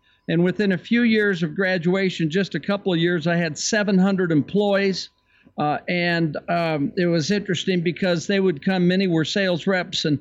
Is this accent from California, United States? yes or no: yes; San Francisco Bay Area, California, United States; I was raised in the San Francisco Bay Area.